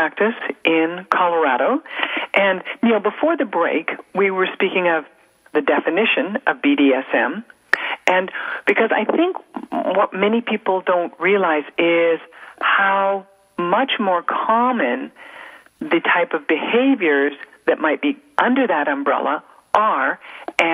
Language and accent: English; Canada; being Canadian